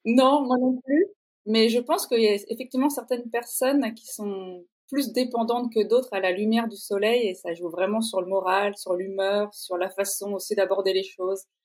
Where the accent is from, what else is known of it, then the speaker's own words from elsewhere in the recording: Normandy, France; moved away; also born or lived in Paris / Italy; je suis normande d'origine